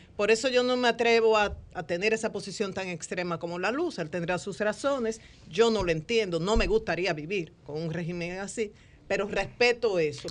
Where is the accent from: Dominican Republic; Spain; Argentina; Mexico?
Dominican Republic; Como dominicana